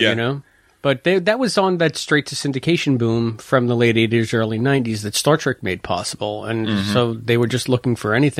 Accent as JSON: {"language": "English", "town": "Bronx", "region": "New York", "country": "United States", "said": "Hey, I'm from the Bronx. Don't insult me like that."}